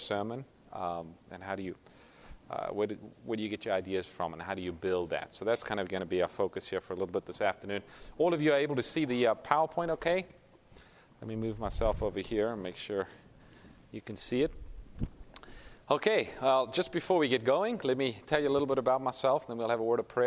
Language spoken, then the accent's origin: English; South Africa; moved away as an adult; now in Sacramento, United States; Originally, I'm from South Africa, so if you pick up a little bit of an accent, that's what it is